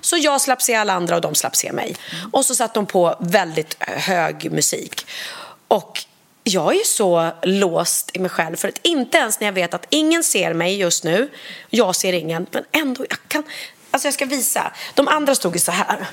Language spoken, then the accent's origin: Swedish; Sweden; jag är uppvuxen så på, på Langnö